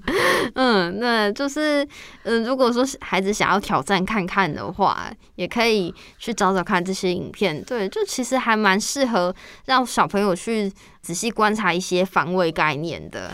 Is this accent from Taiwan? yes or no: yes; Taiwan; 用我们台湾的那个营养口粮